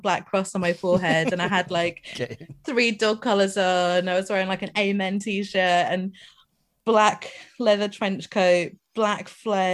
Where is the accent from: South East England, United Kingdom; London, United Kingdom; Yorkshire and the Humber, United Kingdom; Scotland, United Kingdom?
Scotland, United Kingdom; I grew up in Scotland